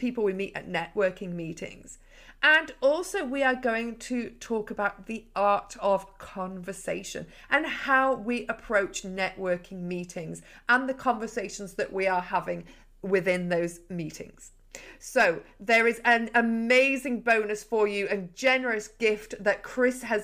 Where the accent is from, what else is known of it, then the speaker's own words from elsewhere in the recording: Yorkshire and the Humber, United Kingdom; now in Lancashire, United Kingdom; I'm actually a Yorkshire lass now living in Lancashire